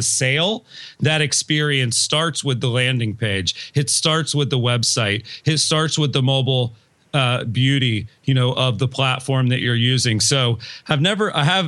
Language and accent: English; United States; I'm from Polk County